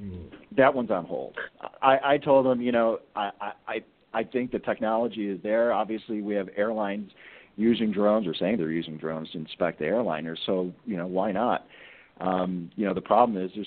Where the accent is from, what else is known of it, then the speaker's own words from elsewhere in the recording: Chicago, Illinois, United States; my hometown, Chicago